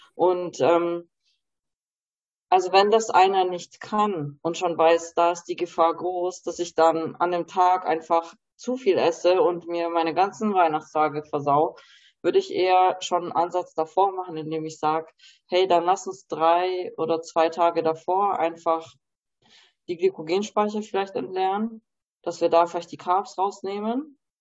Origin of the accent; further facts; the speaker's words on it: Germany; ich bin zwar in Deutschland geboren, aber habe halt auch ein polnische Wurzel